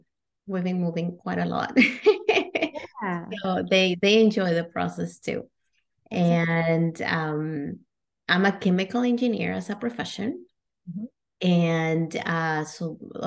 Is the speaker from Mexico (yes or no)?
yes; Monterrey, Nuevo León, Mexico; moved away as an adult; also born or lived in Kentucky, United States; now in Canada; I was actually born and raised in Mexico. I'm from Monterrey, Mexico.